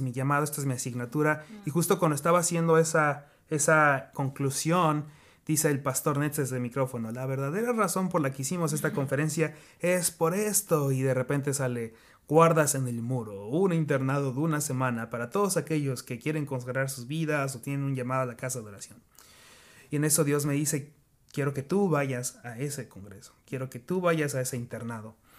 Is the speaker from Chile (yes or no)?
no; Mexico; moved away as an adult; also born or lived in Kansas City, United States; now in United States; Soy mexicano, pero ya llevo cinco años acá